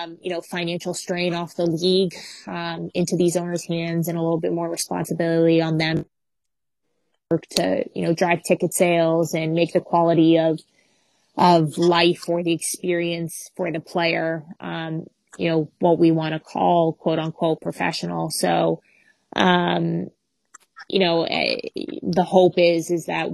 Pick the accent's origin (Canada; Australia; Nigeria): Canada; As a Canadian